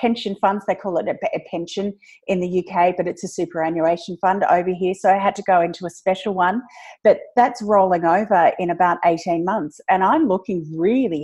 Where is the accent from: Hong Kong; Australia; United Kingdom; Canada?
Australia; I am Australian